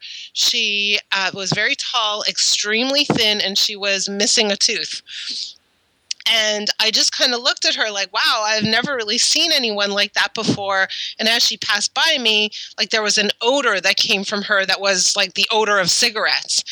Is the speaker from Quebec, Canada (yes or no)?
yes; Montreal, Quebec, Canada; moved away as an adult; also born or lived in Ottawa; so I grew up in Montreal, and in Montreal, you start high school in grade seven